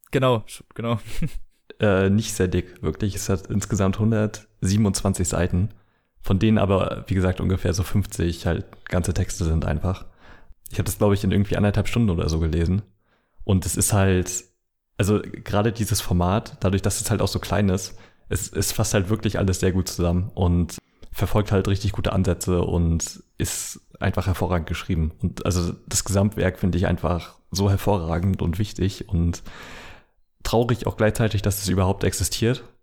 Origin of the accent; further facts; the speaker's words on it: Mecklenburg-Vorpommern, Germany; Aus meiner, aus meiner Heimat, ja. Also in Mecklenburg ist das halt ganz schlimm äh, gerade, da sind ganz viele Dörfer um Wismar rum